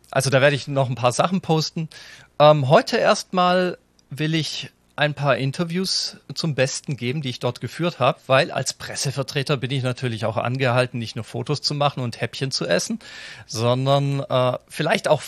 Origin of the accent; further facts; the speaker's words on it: Germany; ich komme nicht aus Wien, mir kann es ja eigentlich wurscht sein. Als Piefke ähm, sowieso, gleich zweimal.